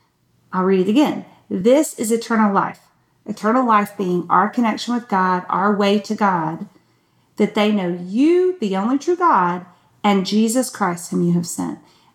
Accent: Newnan, Georgia, United States; accent: Southern; and I am Southern, so that's the feel. Because I'm from Georgia. I'm actually from Noonan, and I've lived up here long enough that I don't think it comes out all the time

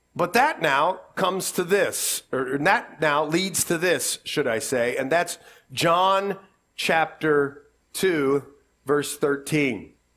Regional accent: Columbus, Ohio, United States; We're from Columbus

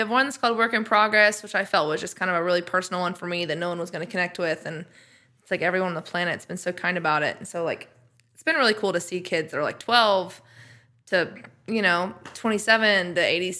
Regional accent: Oklahoma, United States; moved away as an adult; now in Nashville, United States; I was raised in Oklahoma

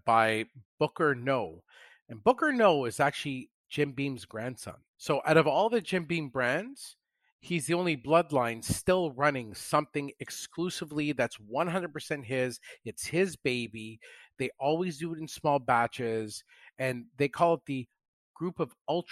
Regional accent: Canada; I'm Canadian

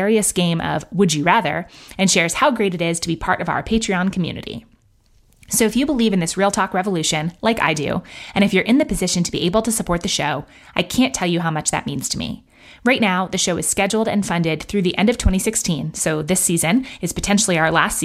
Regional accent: New York City, New York, United States; now in Bend, United States; I grew up in Manhattan.

